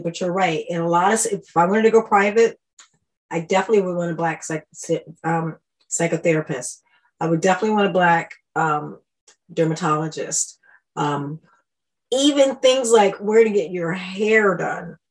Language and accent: English; Washington, District of Columbia, United States; moved away as an adult; also born or lived in Brussels, Belgium; now in Stockholm, Sweden; I moved from Washington, D.C. I grew up in D.C. when it was Chocolate City